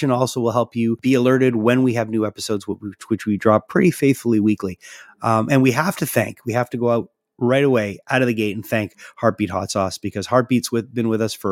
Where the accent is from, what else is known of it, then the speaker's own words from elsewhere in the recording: Quebec, Canada; I'm from Quebec